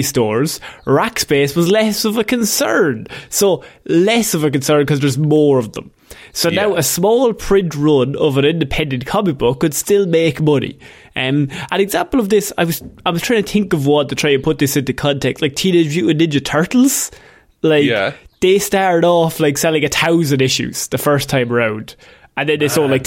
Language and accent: English; Ireland; we grew up in Christian Ireland